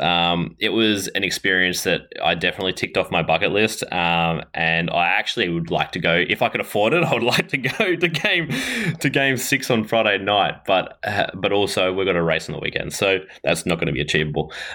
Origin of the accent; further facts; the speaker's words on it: Ballarat, Victoria, Australia; I am from Ballarat, Victoria, uh, in Australia